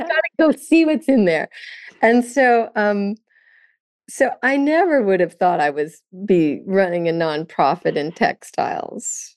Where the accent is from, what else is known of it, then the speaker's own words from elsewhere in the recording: California, United States; also born or lived in Vermont; growing up in California with this beautiful ocean